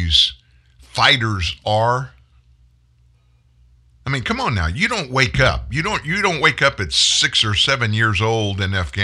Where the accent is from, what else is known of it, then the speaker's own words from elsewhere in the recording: the South, United States; I was born in the South. I grew up in the South. I live in the South